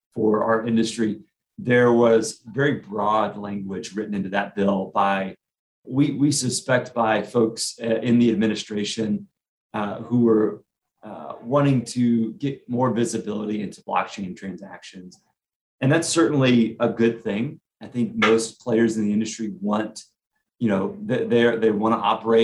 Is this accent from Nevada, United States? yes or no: no; Austin, Texas, United States; I grew up in Austin